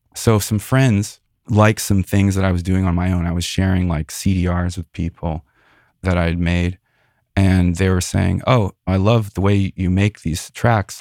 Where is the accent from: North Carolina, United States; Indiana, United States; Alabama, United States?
Indiana, United States; Northwest; now in San Francisco Bay Area, United States; I grew up in Northwest Indiana, right outside Chicago